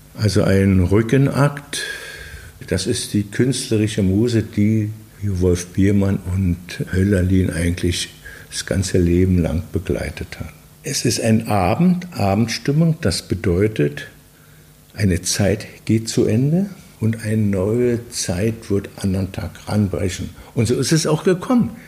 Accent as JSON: {"language": "German", "country": "Belgium", "also_born_or_lived": "West Berlin, Germany / East Berlin, Germany", "moved": "yes", "said": "als Außenstehender, als Belgier"}